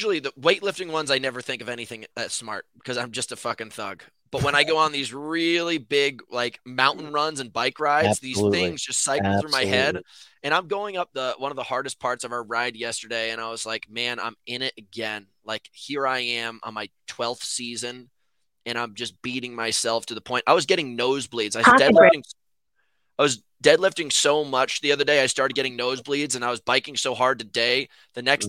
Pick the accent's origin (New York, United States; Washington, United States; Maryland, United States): New York, United States; New York City; I'm from New York City